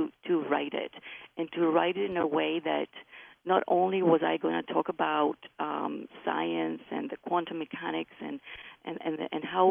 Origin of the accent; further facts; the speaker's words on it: Greece; accent: Greek; moved away; I was raised in Greece. That's where my accent is from.